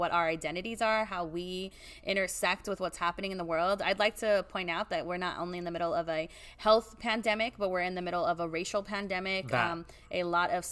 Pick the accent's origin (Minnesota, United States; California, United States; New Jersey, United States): California, United States; Oxnard; my location, South Oxnard. I'm always big on saying I'm from the South Side. It's who I was born and bred there